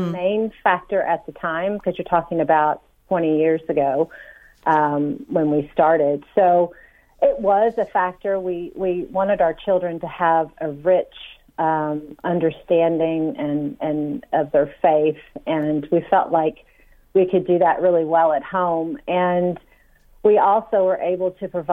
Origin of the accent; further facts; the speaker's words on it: United States; now in Ireland; I'm originally from the States